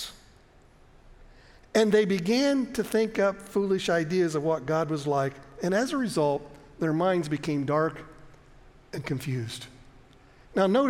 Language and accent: English; United States; we grew up in America and we're taught this